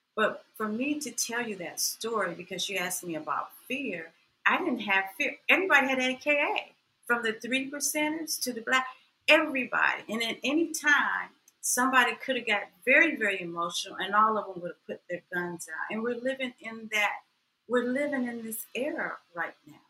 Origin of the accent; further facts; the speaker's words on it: Atlanta, Georgia, United States; also born or lived in Waycross, Georgia; I'm from Atlanta, the home of the civil rights movement